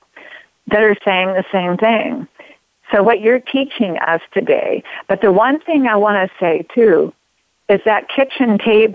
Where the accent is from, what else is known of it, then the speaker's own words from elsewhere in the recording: Oregon, United States; I grew up in Oregon